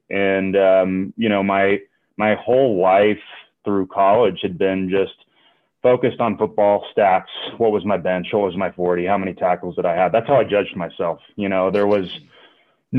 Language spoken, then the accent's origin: English; Atlanta, Georgia, United States; moved away as an adult; now in Denver, United States; I grew up in the South. I grew up in Atlanta, Georgia